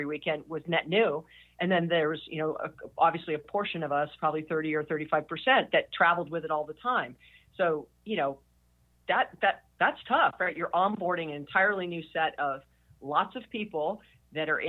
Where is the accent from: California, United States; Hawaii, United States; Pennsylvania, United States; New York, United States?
Hawaii, United States; I was born and raised in Hawaii